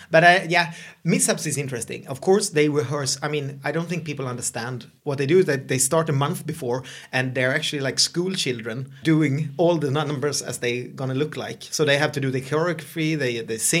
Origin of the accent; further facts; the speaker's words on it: Sweden; I'm the Swedish host of this podcast